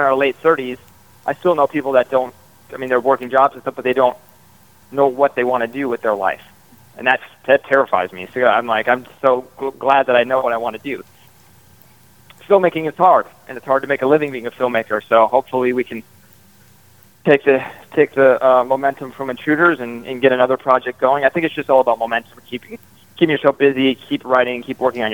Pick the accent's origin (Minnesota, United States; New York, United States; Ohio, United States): Minnesota, United States; we grew up in Minnesota